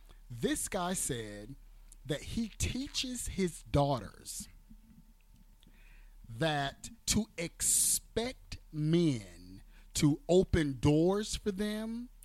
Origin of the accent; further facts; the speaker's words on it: the South, United States; We're from the South.